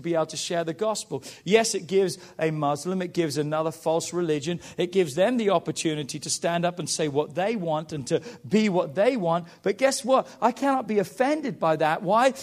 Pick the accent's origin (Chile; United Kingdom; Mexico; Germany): United Kingdom; England; now in United States